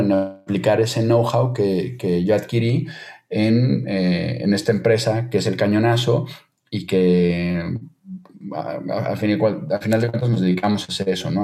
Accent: Mexico; moved away as an adult; now in Spain; como mexicano en el extranjero

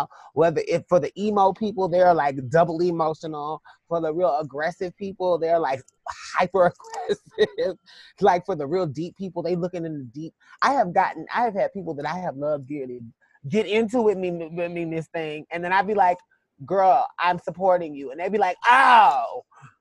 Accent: South Carolina, United States; now in Atlanta, United States; I'm from South Carolina. And so, you know, people are really kind of color struck there, as we say.

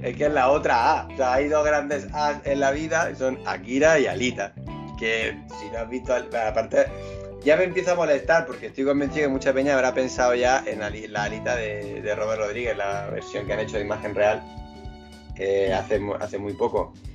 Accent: Granada, Andalusia, Spain; somos de Granada

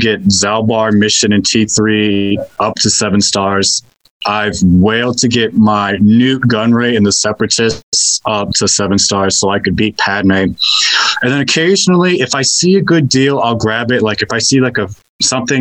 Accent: Georgia, United States; I'm from Georgia. My mom's from Kentucky

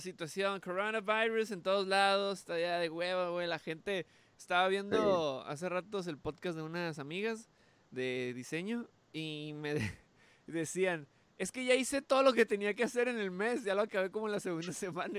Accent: Mexico; Soy mexicano

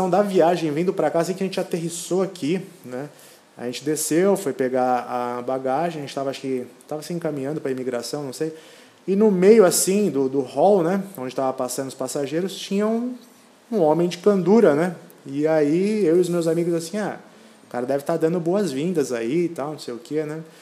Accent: Brazil; moved away; Não, nós viemos do Brasil, né?

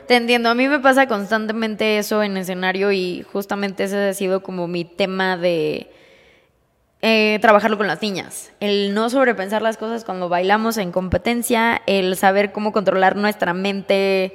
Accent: Mexico City, Mexico; now in Querétaro, Mexico; yo soy de la Ciudad de México.

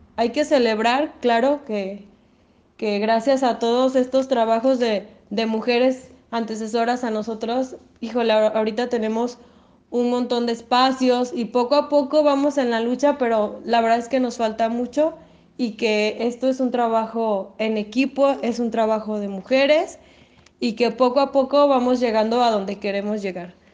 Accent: Lagos de Moreno, Jalisco, Mexico; Soy de Lagos de Moreno.

